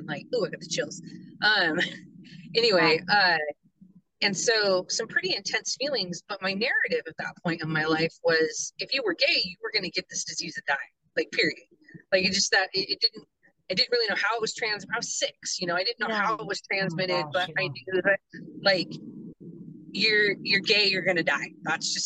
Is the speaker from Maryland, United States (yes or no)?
no; Hoquiam, Washington, United States; I grew up in Hoquiam, Aberdeen area